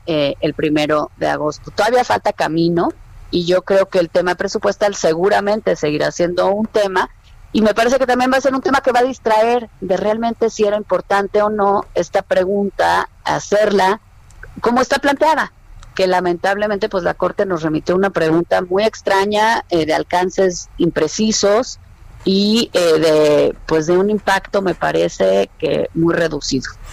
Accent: Mexico; como mexicana

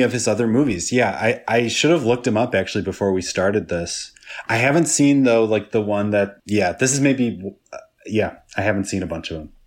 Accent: Midwest, United States; I grew up in the Midwest

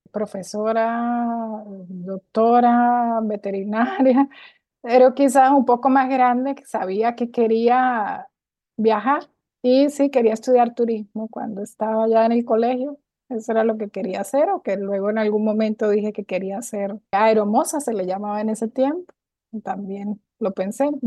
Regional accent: near the Colombian border, Venezuelan Andes, Venezuela; moved away as an adult; now in Costa Rica; ciudad que está ubicada en los Andes venezolanos, frontera con Colombia. Me crié en una ciudad cercana a Colombia

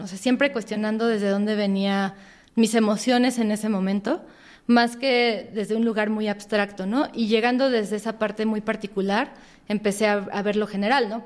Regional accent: Mexico; crecimos en México

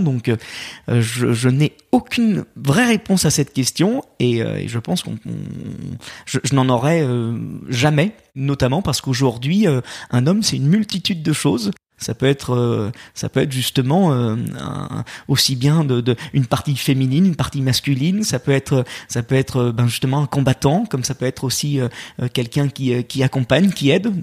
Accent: Lyon, Auvergne-Rhône-Alpes, France; Je suis lyonnais. Euh, j'ai eu la chance en plus de, de grandir, euh, de grandir dans un dans, dans une ville qui a été euh, sept fois championne

